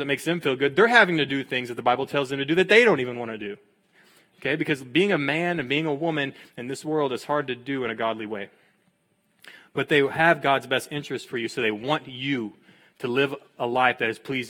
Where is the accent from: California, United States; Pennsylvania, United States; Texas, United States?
Texas, United States; I'm from Texas. I'm from a town of 500 people